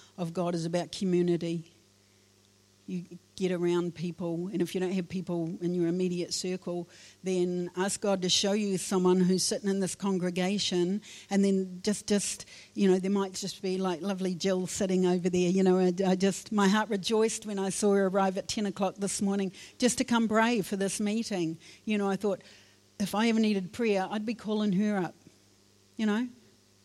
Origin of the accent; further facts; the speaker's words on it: Wairarapa, Wellington, New Zealand; I was born in the Wairarapa